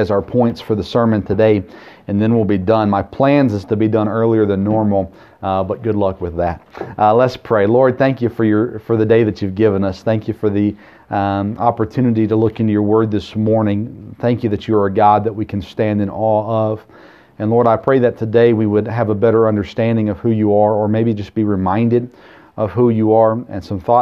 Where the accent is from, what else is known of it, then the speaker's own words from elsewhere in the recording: Murfreesboro, Tennessee, United States; I grew up in Murfreesboro